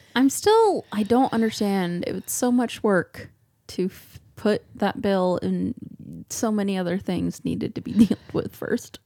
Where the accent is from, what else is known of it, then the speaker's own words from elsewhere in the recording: Iowa, United States; we are from Iowa